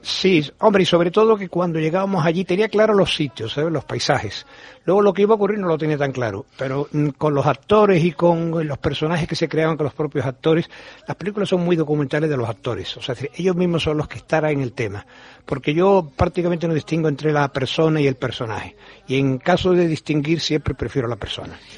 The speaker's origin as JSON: {"language": "Spanish", "town": "Seville", "region": "Andalusia", "country": "Spain", "also_born_or_lived": "Madrid", "said": "realmente me siento sevillano, que nací en Madrid, pero mi padre era militar y estaba destinado allí. Pero somos familia toda andaluza"}